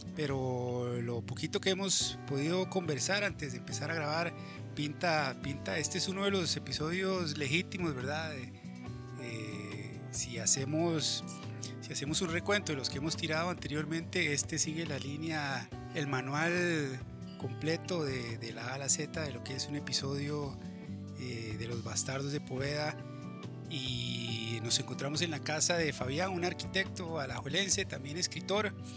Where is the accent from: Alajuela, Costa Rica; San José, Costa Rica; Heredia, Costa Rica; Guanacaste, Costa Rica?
San José, Costa Rica; en Chepe y que es de donde yo soy